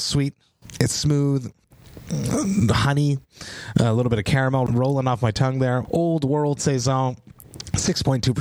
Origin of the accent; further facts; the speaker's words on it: Montreal, Quebec, Canada; Being Canadian, being from Montreal, you always respect your elders